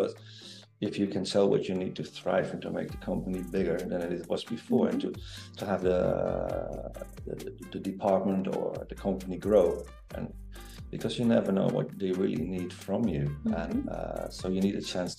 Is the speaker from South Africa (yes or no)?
no; Netherlands; I'm from Holland. I'm from the Netherlands